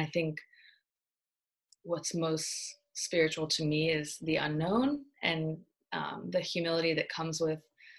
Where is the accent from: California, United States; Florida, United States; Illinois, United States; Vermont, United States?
California, United States; Born and raised in the Bay Area. I grew up moving a lot. I've lived all over the US, but the Bay Area is home. I went to high school here and was born here.